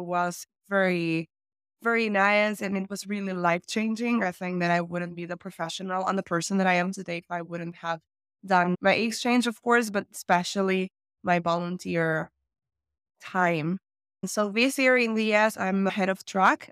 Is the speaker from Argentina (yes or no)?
yes; Argentina; also born or lived in Finland; I'm from Argentina. Right now, I am based in Argentina, Buenos Aires